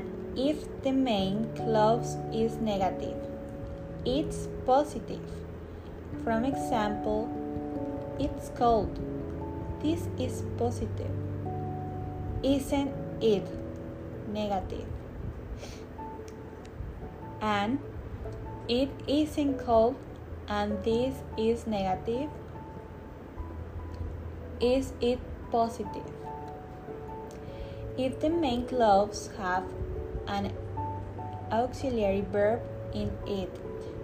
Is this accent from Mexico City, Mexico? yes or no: no; Tampico, Tamaulipas, Mexico; English is a second language; now in Tuxpan, Mexico; I'm from Tampico, Tamaulipas, but I live in Tuxpan